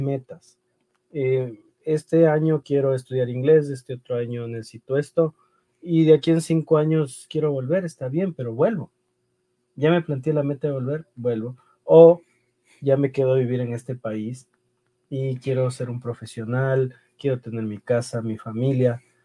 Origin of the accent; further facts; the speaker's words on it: Ecuador; first language Spanish; now in New York, United States; hablando como ecuatoriano